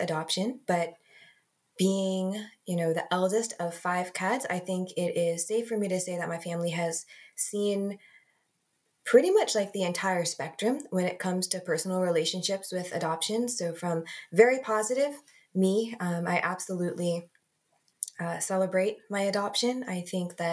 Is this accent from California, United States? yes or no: no; Arlington, Massachusetts, United States; also born or lived in Pyeongtaek, South Korea; raised in the Boston area. Not Boston proper, But in Arlington